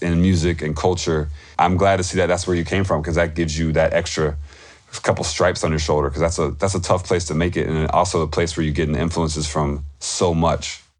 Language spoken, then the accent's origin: English; Tupelo, Mississippi, United States; I was born in Tupelo